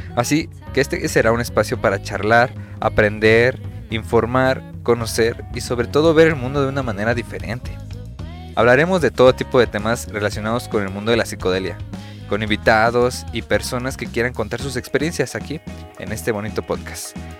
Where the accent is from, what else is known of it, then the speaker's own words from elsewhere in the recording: Mexico; mi país son temas este país, México